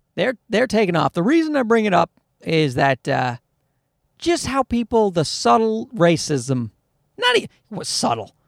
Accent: Newfoundland and Labrador, Canada; moved away; my type of white has been around for a, uh, many generations in, uh, Newfoundland where I grew up

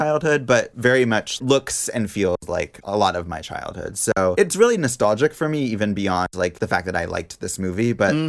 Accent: Pacific Northwest, Washington, United States; I grew up in the Pacific Northwest, and we had a cabin that was in a town a lot like Dante's Peak. It was like a small town in the mountains.

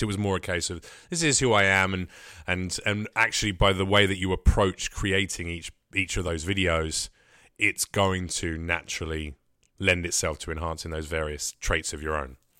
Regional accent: United Kingdom; moved away; as a Brit.

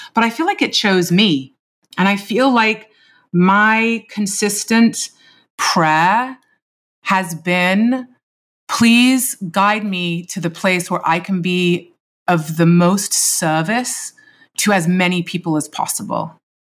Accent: London, United Kingdom; moved away; teenage years of my life growing up in London in the nineties.

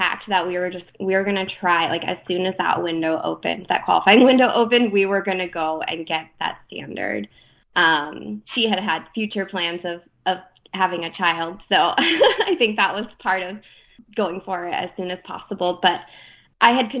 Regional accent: Deer Park, Washington, United States; I grew up in Deer Park, Washington, which is half an hour from north of Spokane, Washington

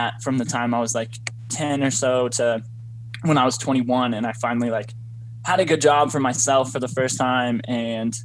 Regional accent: Boulder, Colorado, United States; based here in the Boulder area where I was born and raised

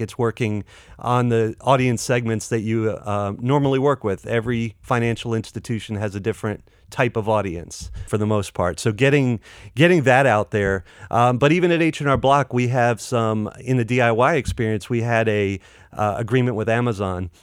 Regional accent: Clayton, North Carolina, United States; I grew up in Clayton, North Carolina.

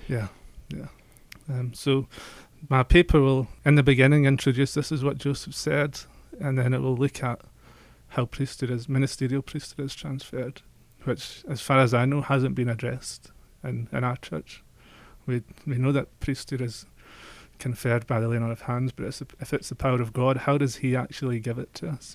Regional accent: Scotland, United Kingdom; I'm from Scotland.

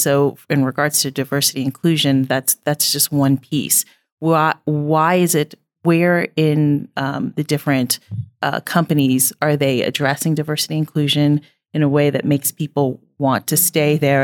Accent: Indiana, United States; also born or lived in Kentucky / New York City; now in Billings, United States; I am from Indiana

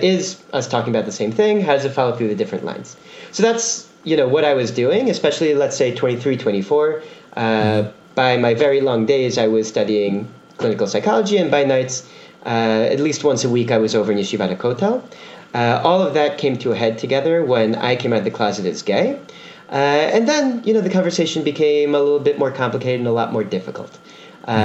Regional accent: Teaneck, New Jersey, United States; moved away as an adult; now in Israel; I'm originally from Teaneck, New Jersey

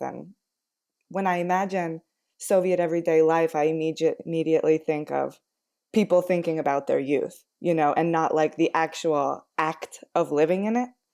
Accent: United States; growing up in the United States

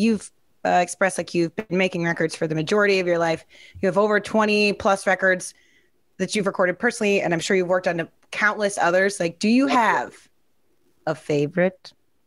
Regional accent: Overland Park, Kansas, United States; moved away; That's where I'm from.

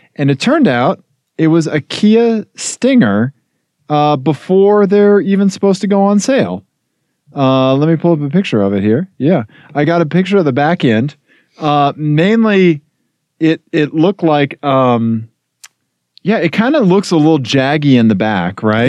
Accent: Missouri, United States; growing up in Missouri

